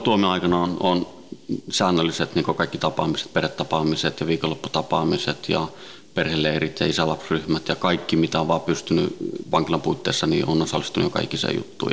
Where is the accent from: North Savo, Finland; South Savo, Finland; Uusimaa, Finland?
Uusimaa, Finland; Helsinki; also born or lived in Sweden; alun perin Ruotsista lähtöisin ja, ja tota, Ruotsin lähiössä kasvanut ja syntynyt ja, ja tota, viisivuotiaana noin tultiin Suomeen, Itä-Helsinkiin